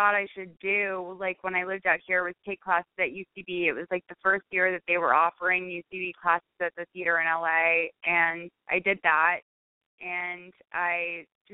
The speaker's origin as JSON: {"language": "English", "town": "Lexington", "region": "Massachusetts", "country": "United States", "tie": "born or raised there", "also_born_or_lived": "Cambridge, Massachusetts", "said": "I was born in Lexington, which is like just, you know, it's outside, it's like Revolutionary War, Lexington, Cambridge, that area. So it was like very, like, it was super gay. Like, it's like a super gay upbringing."}